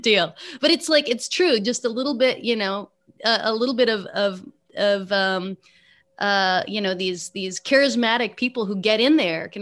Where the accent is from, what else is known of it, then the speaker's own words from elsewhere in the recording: San Francisco, California, United States; I was growing up in San Francisco